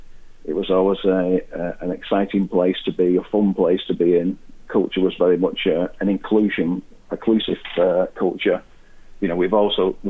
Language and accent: English; Wigan, North West England, United Kingdom; I'm from Wigan